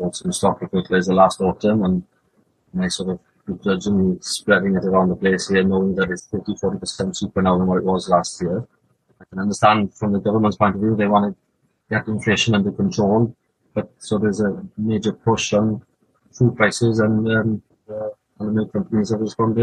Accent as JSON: {"language": "English", "area": "Carmarthenshire", "region": "Wales", "country": "United Kingdom", "tie": "born or raised there", "said": "Carmarthenshire is that's home, really, for us"}